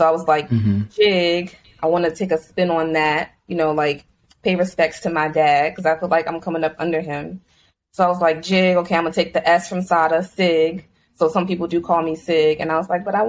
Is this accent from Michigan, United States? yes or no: no; Richmond, Virginia, United States; moved away as an adult; now in Los Angeles, United States; I'm from Richmond, Virginia, currently in Los Angeles. Moved here about 4 years ago for grad school